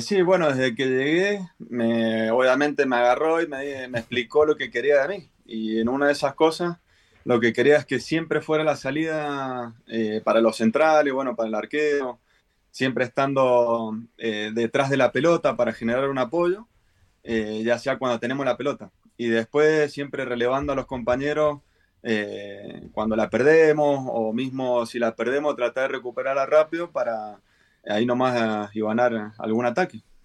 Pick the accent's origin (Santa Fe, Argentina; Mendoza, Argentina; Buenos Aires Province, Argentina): Mendoza, Argentina; moved away as an adult; now in Chile; yo soy de Mendoza, Argentina, y hice inferiores, bueno, en varios equipos de ahí.